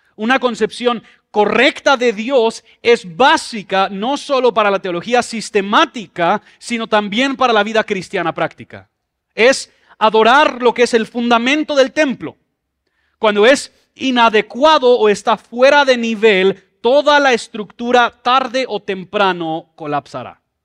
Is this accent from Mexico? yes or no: yes; Mexico City, Mexico; Yo crecí en Ciudad de México